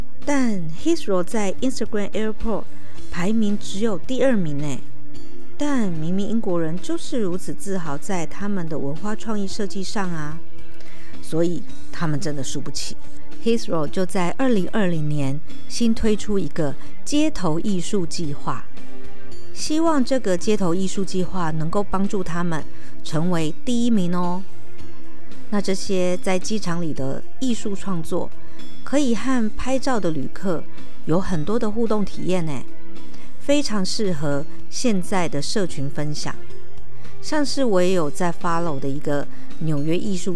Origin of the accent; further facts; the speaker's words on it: Taipei, Taiwan; 以前在南部念书嘛，那我有一个好朋友是美浓人，他就送了一把美浓的油纸伞给我这位从天龙国来的